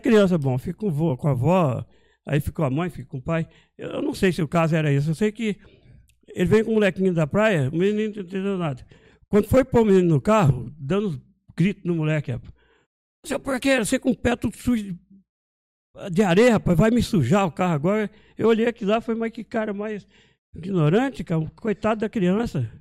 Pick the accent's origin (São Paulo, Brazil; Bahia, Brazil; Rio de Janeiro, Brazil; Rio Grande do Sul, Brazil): São Paulo, Brazil; Marília; moved away; also born or lived in Montes Claros, Minas Gerais / São José dos Campos; lá em Marília, de onde eu vim